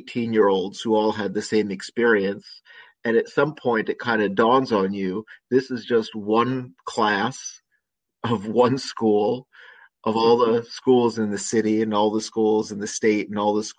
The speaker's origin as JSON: {"language": "English", "region": "New York area", "country": "United States", "tie": "born or raised there", "also_born_or_lived": "Richmond, Virginia", "moved": "as an adult", "said": "I grew up in the New York area, and I went to college in New York City at NYU, studying theater"}